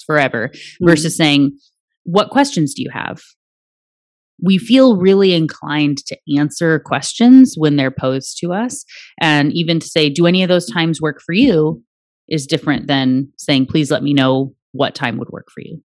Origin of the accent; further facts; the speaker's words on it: Anchorage, Alaska, United States; I was born in the Native hospital in Anchorage